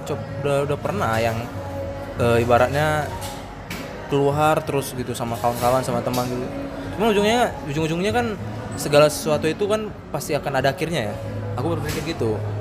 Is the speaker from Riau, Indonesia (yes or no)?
yes; Pekanbaru, Riau, Indonesia; also born or lived in Medan; aku asli pekanbaru aku lahir di Medan dari kecil memang udah tinggal di Pekanbaru ya udah sampai sekarang di Pekanbaru